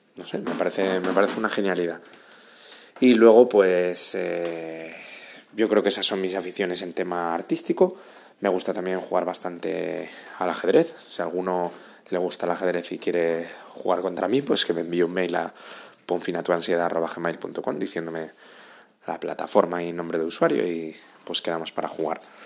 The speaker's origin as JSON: {"language": "Spanish", "region": "Asturias", "country": "Spain", "moved": "as an adult", "lives_now": "Madrid, Spain", "said": "soy de Asturias, llevo en Madrid viviendo 6 años"}